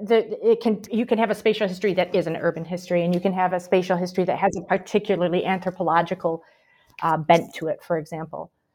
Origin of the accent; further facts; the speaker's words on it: Michigan, United States; moved away as an adult; also born or lived in Paraguay / Brazil; now in Birmingham, United Kingdom; I'm originally from the United States. You can probably tell from my accent. I'm from Michigan originally, but I lived a long time in South America as well, mostly in Paraguay and Brazil